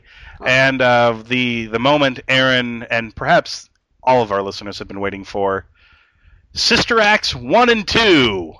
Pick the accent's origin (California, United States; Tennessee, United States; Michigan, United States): Michigan, United States; Bay City; I'm from Bay City.